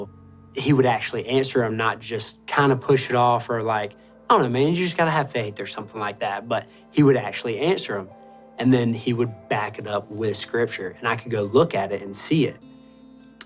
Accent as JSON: {"language": "English", "town": "Augusta", "region": "Georgia", "country": "United States", "tie": "born or raised there", "said": "I grew up in Augusta, Georgia, off of Boy Scout Road."}